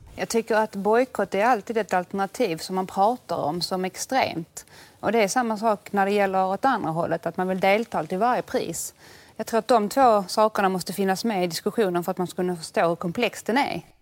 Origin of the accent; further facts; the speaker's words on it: Sweden; jag är från Sverige, mm. så jag sa I'm from Sweden